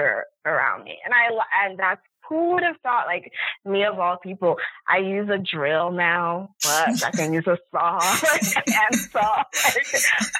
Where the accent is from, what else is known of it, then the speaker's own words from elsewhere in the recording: Lagos, Nigeria; now in New York City, United States; I was born and raised in a city. I grew up in Nigeria, in Lagos. And then I came to New York.